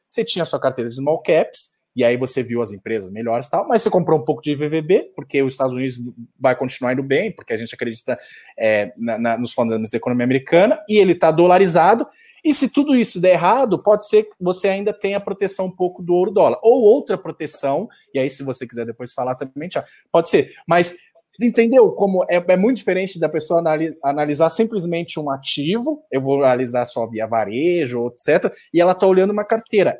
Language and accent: Portuguese; Brazil; a gente é brasileiro